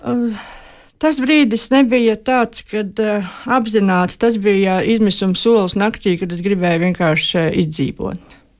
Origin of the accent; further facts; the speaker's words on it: Kurzeme, Latvia; moved away as an adult; also born or lived in Semigallia; Un manas dzimtās mājas ir kurzemē